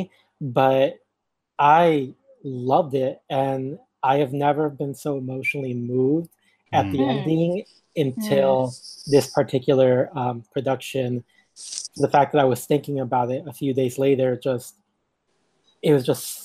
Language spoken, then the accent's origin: English; California, United States; I'm from California